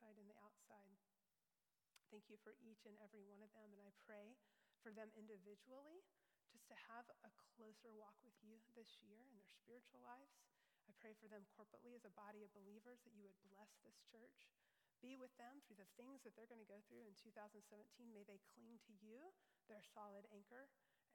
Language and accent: English; Louisville, United States; When I was growing up in Louisville Bible Church